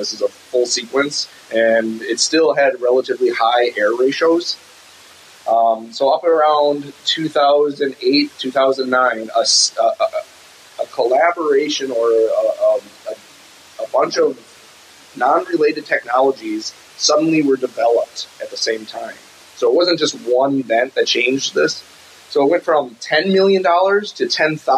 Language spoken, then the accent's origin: English; Northwoods of Wisconsin, United States; I'm from the Northwoods of Wisconsin